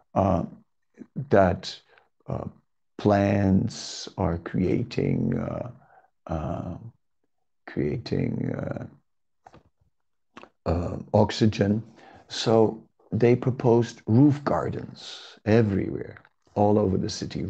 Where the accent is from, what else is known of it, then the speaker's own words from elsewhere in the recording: Amsterdam, North Holland, Netherlands; In my hometown, Amsterdam